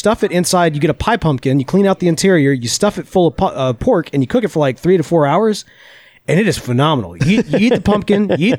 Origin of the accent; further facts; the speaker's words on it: Mississippi, United States; But I'm from Mississippi.